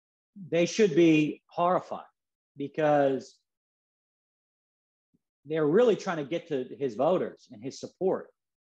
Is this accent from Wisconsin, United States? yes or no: no; Philadelphia, Pennsylvania, United States; now in Virginia, United States; I'm from Philadelphia.